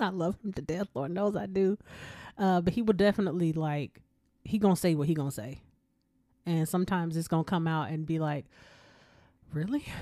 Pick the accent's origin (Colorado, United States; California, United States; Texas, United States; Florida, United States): Texas, United States; Killeen; I grew up in Killeen, Texas, uh, slash Fort Hood